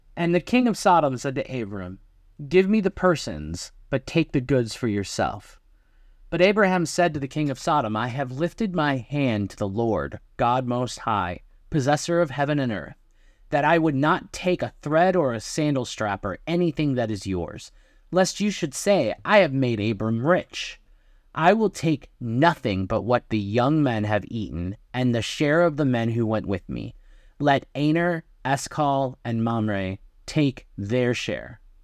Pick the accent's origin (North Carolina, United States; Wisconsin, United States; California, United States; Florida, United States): Wisconsin, United States; I'm from Wisconsin